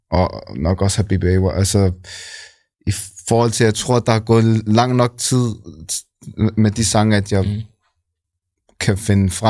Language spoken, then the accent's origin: Danish; Copenhagen, Capital Region of Denmark, Denmark; nej, jeg er her fra København.